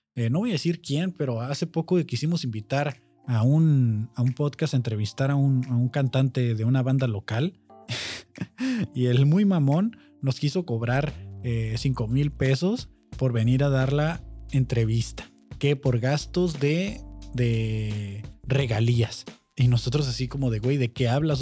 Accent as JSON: {"language": "Spanish", "country": "Mexico"}